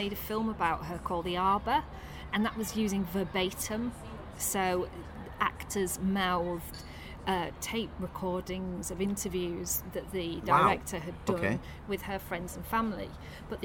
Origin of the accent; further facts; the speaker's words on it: Tadcaster, Yorkshire and the Humber, United Kingdom; I'm from Tadcaster. I'm from a shitty brewery town.